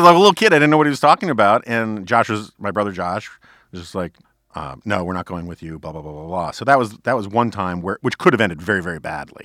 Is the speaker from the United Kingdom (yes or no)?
no; New York City, New York, United States; growing up in New York City on the Upper West Side in the 1970s